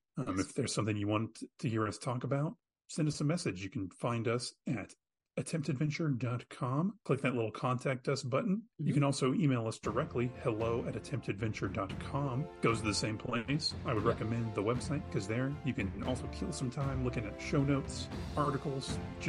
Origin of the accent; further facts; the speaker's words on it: Arlington, Texas, United States; Michael, you and I grew up in Arlington, Texas.